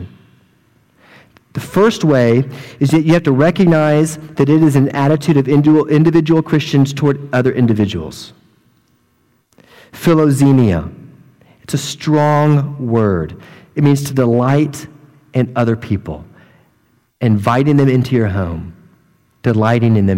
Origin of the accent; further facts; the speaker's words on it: hometown with Sheppard Air Force Base, Texas, United States; moved away; the German flight squadron in my hometown who all come to this Air Force base called Shepherd